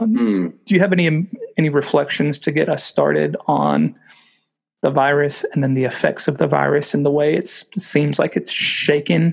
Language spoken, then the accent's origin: English; United States; moved away as an adult; now in United Kingdom; growing up in America